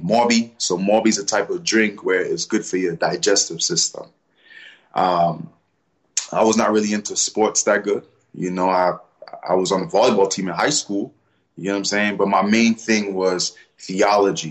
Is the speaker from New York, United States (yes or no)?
yes; New York City, New York, United States; I'm originally from Brooklyn, Flatbush